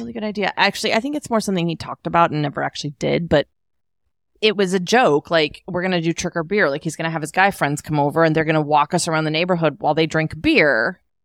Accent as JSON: {"language": "English", "region": "Alaska", "country": "United States"}